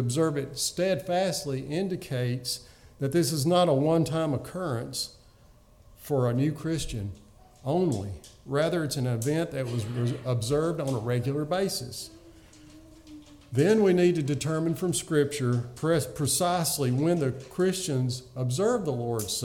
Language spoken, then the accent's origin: English; the rural South, United States; growing up in the rural South